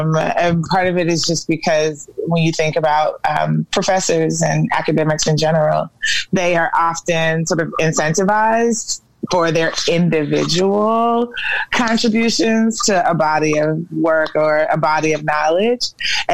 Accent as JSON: {"language": "English", "town": "Atlanta", "region": "Georgia", "country": "United States", "tie": "born or raised there", "also_born_or_lived": "Nigeria / Canada / Washington, D.C.", "said": "I was born in Nigeria and raised in Atlanta."}